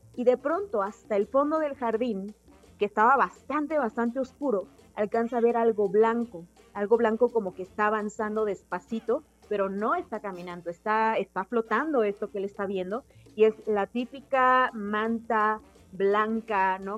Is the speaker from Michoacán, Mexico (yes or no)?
no; Oaxaca, Mexico; yo soy de Oaxaca